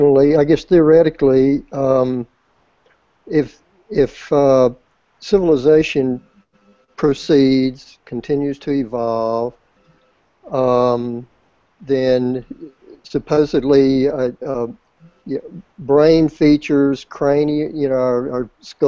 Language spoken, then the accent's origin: English; Mississippi, United States; I'm Mississippi, Southeast USA